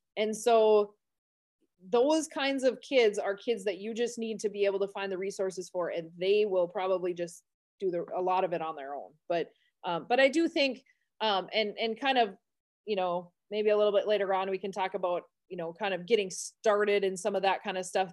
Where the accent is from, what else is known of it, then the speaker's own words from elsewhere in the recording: Carrington, North Dakota, United States; also born or lived in Medina, North Dakota; this is my hometown, so I grew up here